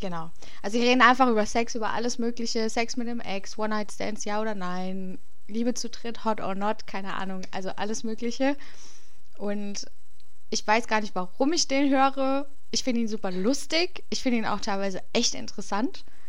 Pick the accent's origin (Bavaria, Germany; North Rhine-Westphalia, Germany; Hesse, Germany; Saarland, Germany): Hesse, Germany; bei uns in Hessen